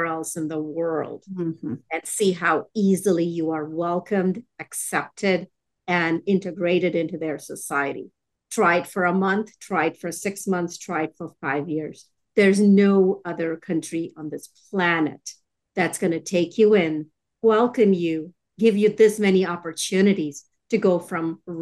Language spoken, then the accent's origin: English; Chennai, Tamil Nadu, India; now in Texas, United States; I grew up in Chennai in India